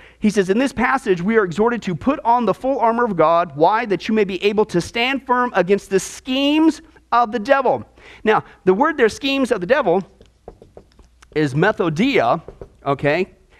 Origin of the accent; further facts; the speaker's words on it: Nebraska, United States; When I lived in Nebraska, growing up in the Midwest, for a couple years, I got into wrestling.